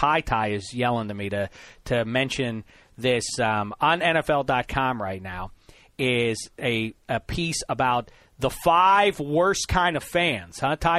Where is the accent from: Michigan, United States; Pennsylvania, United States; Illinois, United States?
Pennsylvania, United States; Pittsburgh; moved away; I was from Pittsburgh